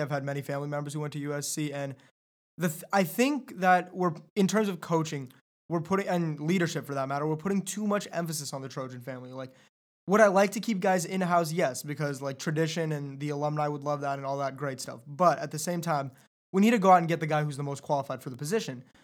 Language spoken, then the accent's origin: English; Southern California, United States; growing up in Southern California